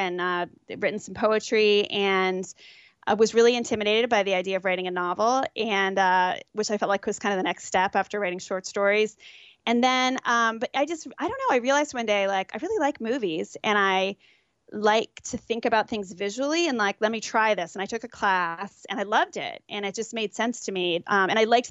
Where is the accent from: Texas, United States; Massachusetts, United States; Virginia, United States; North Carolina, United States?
Virginia, United States; Arlington; I hail Arlington, Virginia. So Northern Virginia, right outside D.C.